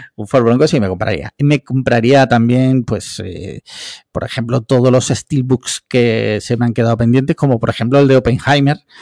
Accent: Andalusia, Spain; Lo fui de chico porque en Andalucía de pequeño yo creo que todos hemos sido cofrades

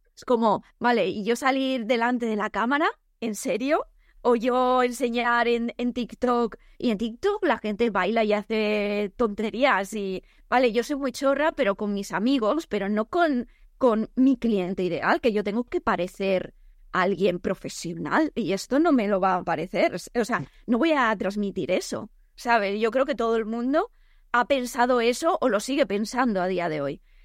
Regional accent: El Campello, Valencian Community, Spain; yo soy de Alicante, de El Campello

